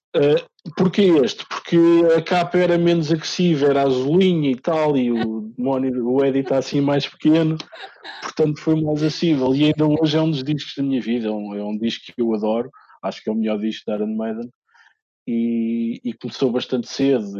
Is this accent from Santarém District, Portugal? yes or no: no; Lisbon, Portugal; also born or lived in Minho; eu nasci em Lisboa, uh, embora toda a minha família seja minhota